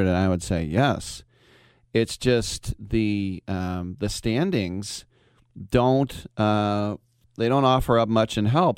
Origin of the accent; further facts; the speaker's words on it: United States; as an American